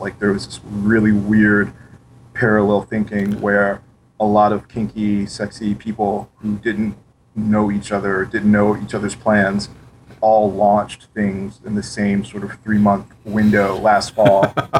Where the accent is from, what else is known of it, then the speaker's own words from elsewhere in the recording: St. Louis, Missouri, United States; St. Louis, Missouri.